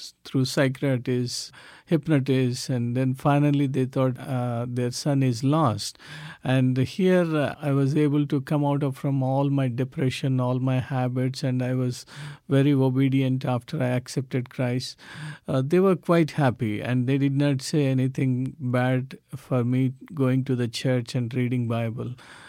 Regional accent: South India, India; English is a second language; moved away as an adult; So I moved from South India to northern part of India in 1996.

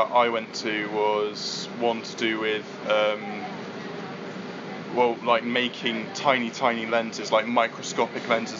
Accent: near Cambridge, East of England, United Kingdom; I come from England, near Cambridge.

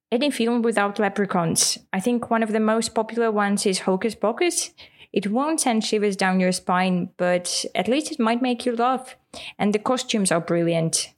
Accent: Russia; first language Russian; English is a second language; In Russian, we would say

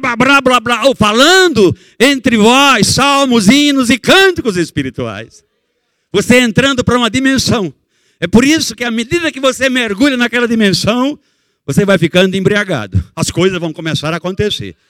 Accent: Barbacena, Minas Gerais, Brazil; eu quando era menino pequeno, lá em Barbacena

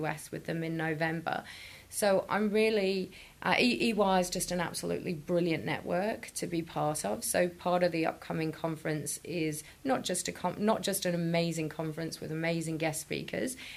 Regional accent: Chester, North West England, United Kingdom; moved away; I'm from Chester, right, which is in the middle of Liverpool and Manchester.

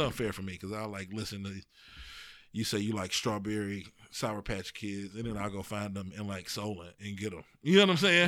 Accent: East Cleveland, Ohio, United States; I'm from East Cleveland

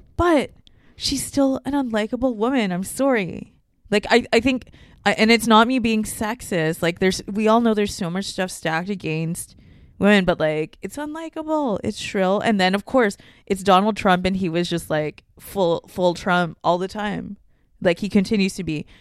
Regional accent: Hong Kong; moved away; also born or lived in Singapore; I spent my time growing up in Hong Kong, like, half my life

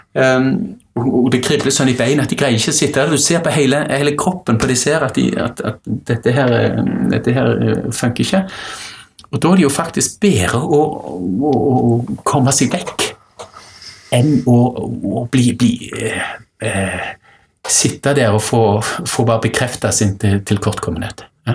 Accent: Stavanger, Rogaland, Norway; når jeg vokste opp i Stavanger

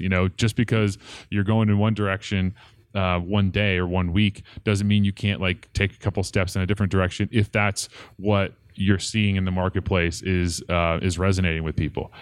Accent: Portland, Oregon, United States; moved away as an adult; now in Colorado, United States; I grew up in Portland, Oregon, uh, just suburb outside of Portland, Oregon, um, called Clackamas, and, uh, moved to Colorado in two thousand one to go to school at C U Boulder.

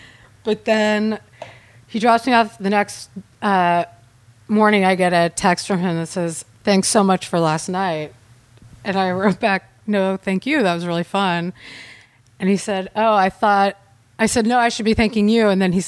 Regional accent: Tulsa, Oklahoma, United States; Tulsa, Oklahoma.

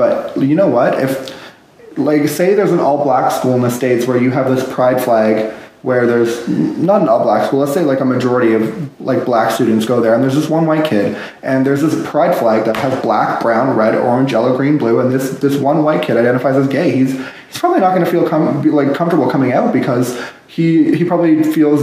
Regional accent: Ottawa, Ontario, Canada; I'm from Ottawa, Ontario

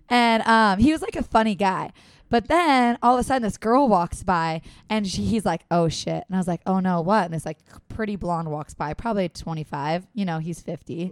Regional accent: San Diego, California, United States; San Diego

